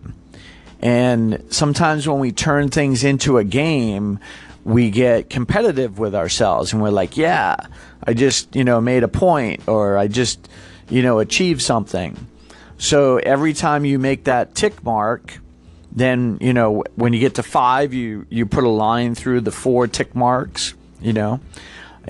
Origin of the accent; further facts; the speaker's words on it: Massachusetts, United States; moved away; originally, I'm from Massachusetts